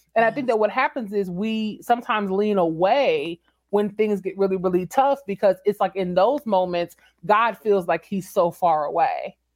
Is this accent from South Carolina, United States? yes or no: no; San Antonio, Texas, United States; moved away; also born or lived in Washington, D.C.; San Antonio is my hometown